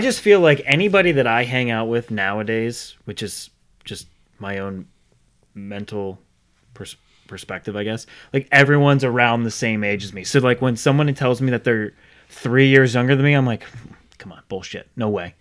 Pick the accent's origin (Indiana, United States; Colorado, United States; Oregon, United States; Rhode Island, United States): Rhode Island, United States; now in Charlotte, United States; I grew up in Rhode Island. moved down here in ninety-nine. So I'm not originally from Charlotte